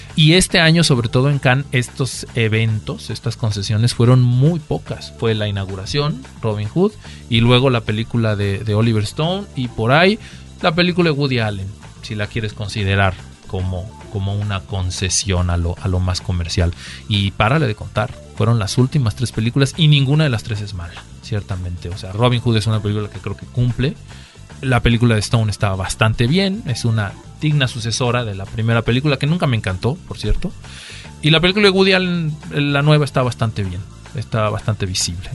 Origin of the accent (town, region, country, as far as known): Mexico